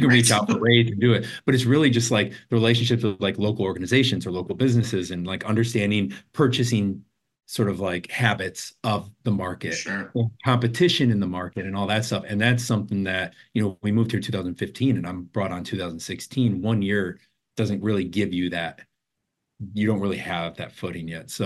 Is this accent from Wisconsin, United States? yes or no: yes; Wisconsin, United States; also born or lived in Chicago / Los Angeles; now in Portland, United States; I'm from Wisconsin originally